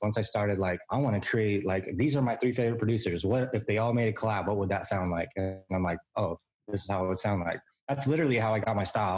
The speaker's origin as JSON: {"language": "English", "town": "San Diego", "region": "California", "country": "United States", "tie": "born or raised there", "said": "I was born and raised in San Diego, California. I haven't ever moved"}